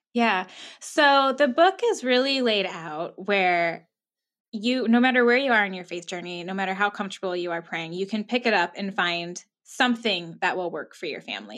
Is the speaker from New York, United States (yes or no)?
no; Minnesota, United States; moved away; I'm from Minnesota. Born and raised here, moved away for a little bit, but now I'm back